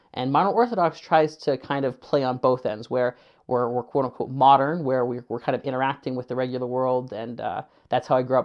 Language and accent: English; Kitchener, Ontario, Canada; also born or lived in Winnipeg; I mainly grew up in Kitchener